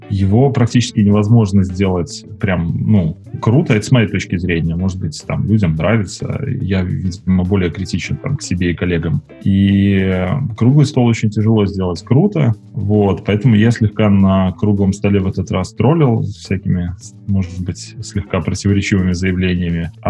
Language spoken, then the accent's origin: Russian; Minsk, Belarus; я из Минска.